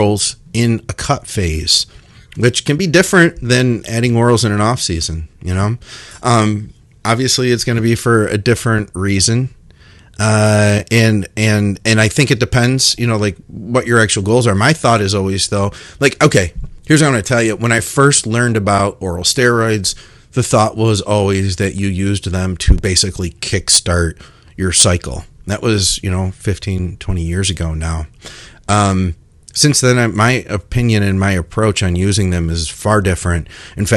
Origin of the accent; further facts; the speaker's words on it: United States; I'm American, you know, and I live in America